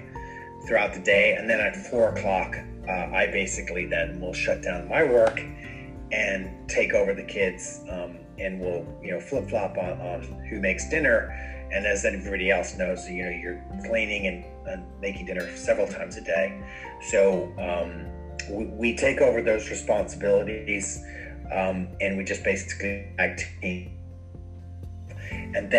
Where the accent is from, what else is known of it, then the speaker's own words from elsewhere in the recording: Dublin, Leinster, Ireland; moved away; I'm originally from Dublin, Ireland